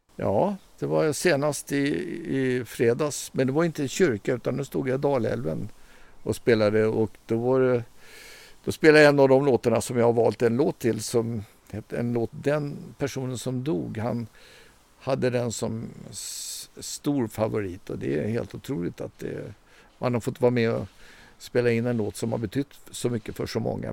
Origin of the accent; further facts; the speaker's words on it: Stockholm, Stockholm County, Sweden; jag är uppvuxen i Stockholm, jag är så kallad urstockholmare